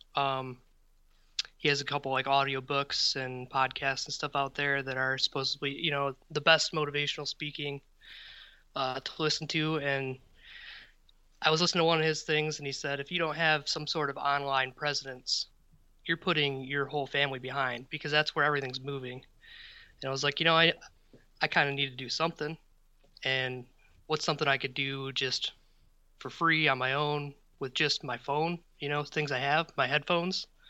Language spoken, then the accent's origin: English; Midwest, United States; as a Midwesterner